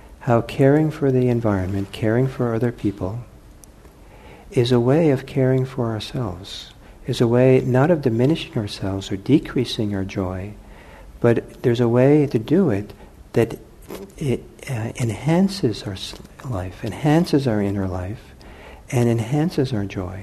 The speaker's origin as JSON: {"language": "English", "town": "Los Angeles", "region": "California", "country": "United States", "tie": "born or raised there", "lives_now": "Bay Area, United States", "said": "I grew up in Los Angeles"}